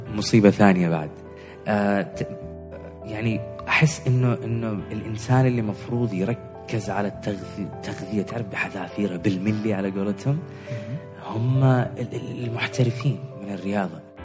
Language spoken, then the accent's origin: Arabic; Oman; احنا مجتمع عماني